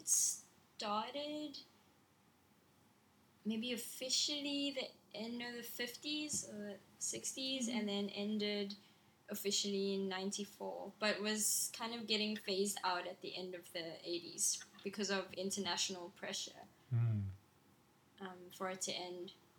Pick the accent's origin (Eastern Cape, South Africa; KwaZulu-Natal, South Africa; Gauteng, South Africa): Eastern Cape, South Africa; Port Elizabeth; So I'm from Port Elizabeth. It's a small city by the sea.